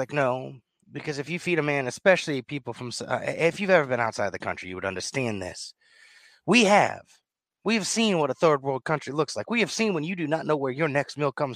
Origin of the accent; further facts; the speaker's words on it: the South, United States; accent: southern; My southern accent came out.